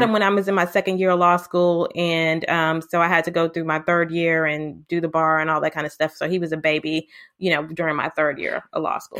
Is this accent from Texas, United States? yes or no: yes; Houston, Texas, United States; also born or lived in Lubbock, Texas; I'm from Houston, Texas